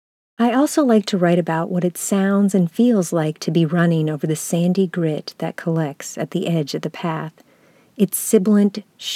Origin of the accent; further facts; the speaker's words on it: North Carolina, United States; also born or lived in Upper Peninsula, Michigan / Virginia / Iowa / Minnesota; Maybe it's because I was born in the Upper Peninsula of Michigan and grew up in North Carolina and Virginia, then moved to Iowa, Minnesota, Southern California, Georgia, then Minnesota again.